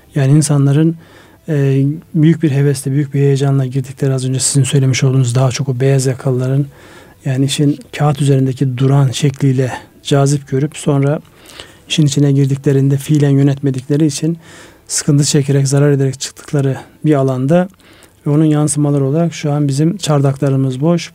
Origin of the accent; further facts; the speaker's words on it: Ardahan, Turkey; benim memleketim Ardahan